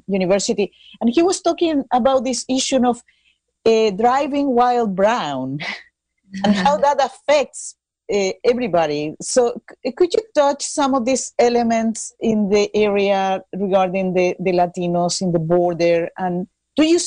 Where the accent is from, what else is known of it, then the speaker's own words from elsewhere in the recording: Chile; now in United States; I'm from Chile